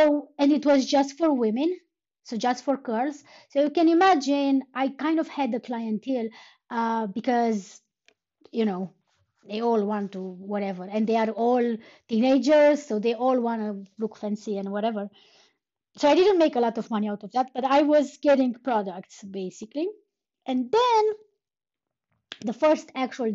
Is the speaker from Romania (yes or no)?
yes; Romania; first language Romanian; English is a second language; moved away; back when I was a kid, we were starting the first, like the first foreign language in the second grade, so I would be 8 years old. And almost everywhere in Romania, that would be English